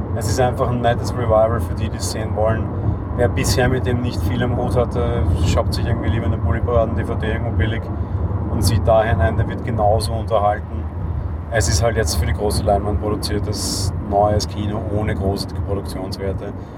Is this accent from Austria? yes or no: yes; Vienna, Austria; ich bin äh, geborener Wiener und in Wien lebender Wiener